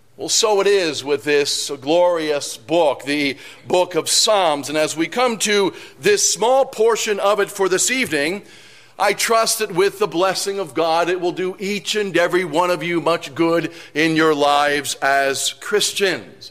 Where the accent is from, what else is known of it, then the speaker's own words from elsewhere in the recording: New York City, New York, United States; I'm from New York City